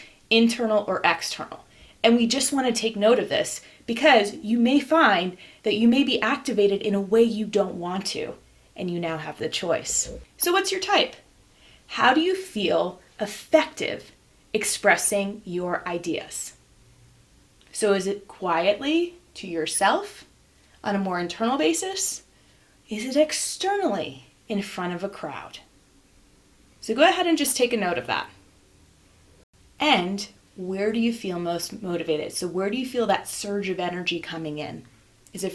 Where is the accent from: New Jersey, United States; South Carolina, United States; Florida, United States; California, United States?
New Jersey, United States; I'm from Jersey